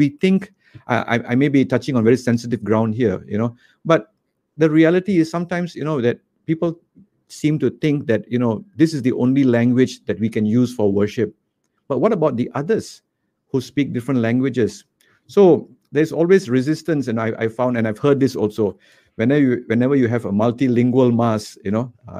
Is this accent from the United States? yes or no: no; Malaysia; born or raised there; also born or lived in Kuala Lumpur